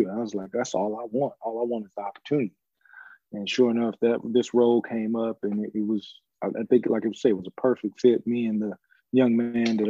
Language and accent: English; Chicago, Illinois, United States; growing up in Chicago, you know, it was really like it's a working town